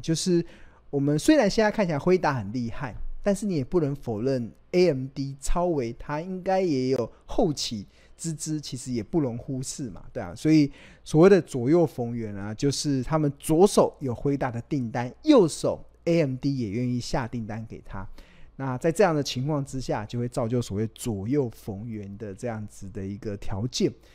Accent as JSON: {"language": "Chinese", "country": "Taiwan", "said": "我们真的身为台湾人很骄傲"}